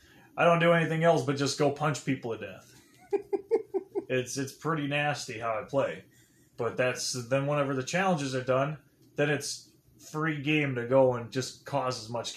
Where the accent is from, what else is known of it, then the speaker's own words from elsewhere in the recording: United Kingdom; Japanese, but I'm actually British.